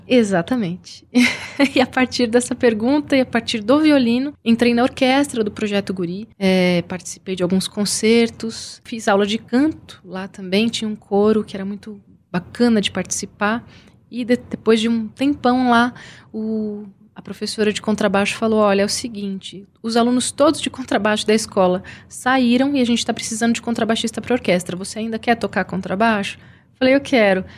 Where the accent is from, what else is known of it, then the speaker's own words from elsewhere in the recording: São Bernardo do Campo, São Paulo, Brazil; eu sou de São Bernardo.